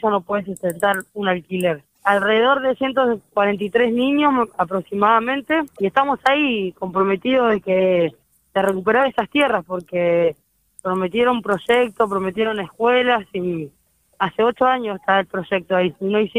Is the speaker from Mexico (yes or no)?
no; Argentina; Somos argentinos que nos encontramos en situación de calle y hay un derecho.